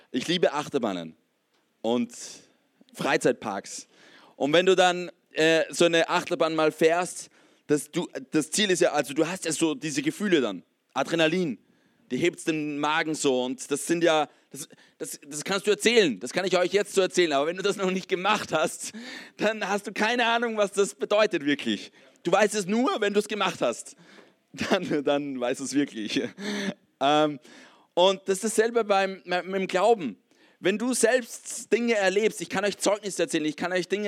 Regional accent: Austria; ich komme aus, aus einem Kontext in Österreich, wo es eigentlich katholisch ähm, geprägt ist. Ich habe in meiner Kindheit viel von Jesus mehr oder weniger gehört.

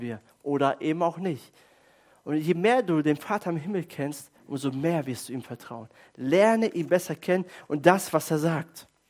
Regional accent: Germany; als Deutsche

